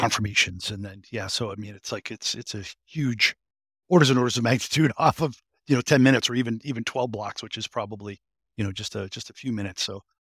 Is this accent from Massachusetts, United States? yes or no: yes; Boston, Massachusetts, United States; I'm a, a fellow New Englander from, from, from, um, from Massachusetts. I'm a masshole from Greater Boston